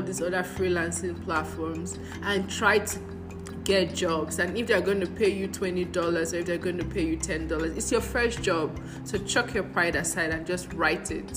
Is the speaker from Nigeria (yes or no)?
yes; Nigeria; moved away as an adult; also born or lived in Ghana; And I'm Nigerian. I'm African